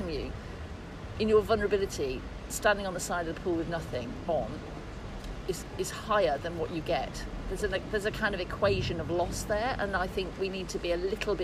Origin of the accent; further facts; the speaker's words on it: Birmingham, West Midlands, United Kingdom; I'm from Birmingham, we like things that are bleak and really hard